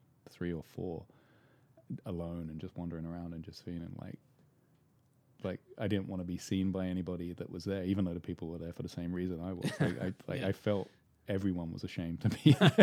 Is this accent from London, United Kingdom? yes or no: yes; London, United Kingdom; I grew up in London